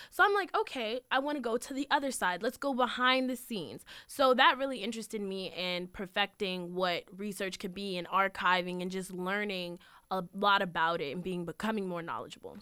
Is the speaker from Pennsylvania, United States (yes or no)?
no; Manassas Park, Virginia, United States; I was born and raised in Manassas Park, Virginia